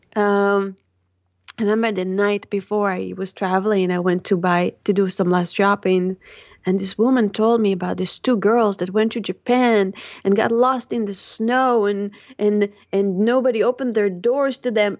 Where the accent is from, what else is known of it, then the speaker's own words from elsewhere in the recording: Tel Aviv, Tel Aviv District, Israel; I grew up, um, in the Holy Land of Israel and in the Sin City of Tel Aviv